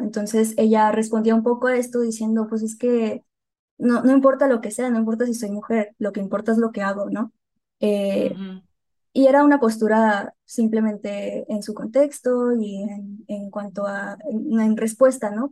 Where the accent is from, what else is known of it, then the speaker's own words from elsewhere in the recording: Hermosillo, Sonora, Mexico; moved away as an adult; now in Guadalajara, Mexico; Yo soy de Sonora de Hermosillo eh, y se va a notar con mi acento en como dos segundos.